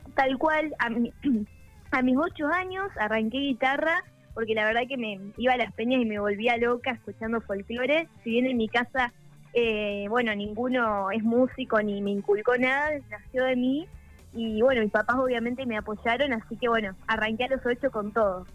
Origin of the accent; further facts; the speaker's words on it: Parera, La Pampa, Argentina; Parera es un pueblito al norte de La Pampa de, de 3.000 habitantes